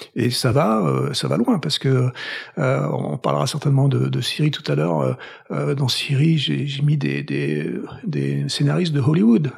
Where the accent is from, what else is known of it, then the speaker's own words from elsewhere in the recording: Toulouse, Occitania, France; moved away as an adult; also born or lived in Paris / Boston; now in United States; je viens de Toulouse. Donc je suis toulousain. J'ai vécu première partie de ma vie là-bas